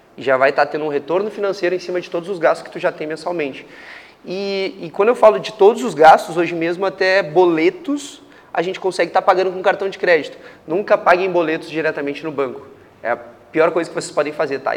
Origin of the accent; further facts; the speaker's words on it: Porto Alegre, Rio Grande do Sul, Brazil; moved away as an adult; also born or lived in Canada / Ireland / Manaus; saí de Porto Alegre, sou gaúcho, né? Eh, saí de Porto Alegre com 19 anos, fui morar no Canadá